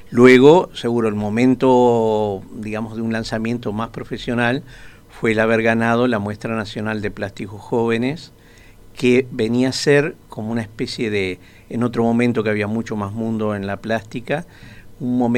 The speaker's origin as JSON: {"language": "Spanish", "region": "Montevideo", "country": "Uruguay", "tie": "born or raised there", "said": "pero en realidad soy de Montevideo, este, nací en Montevideo."}